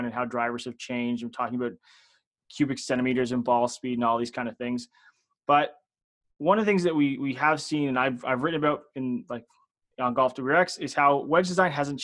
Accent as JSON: {"language": "English", "country": "Canada", "said": "I am Canadian"}